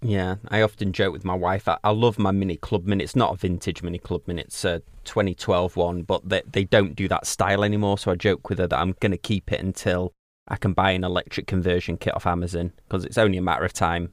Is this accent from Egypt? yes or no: no; United Kingdom; being British